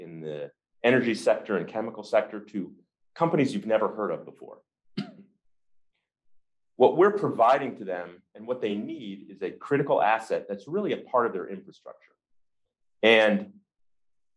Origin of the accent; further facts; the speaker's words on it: just outside of Detroit, Michigan, United States; I grew up in Michigan, just outside of Detroit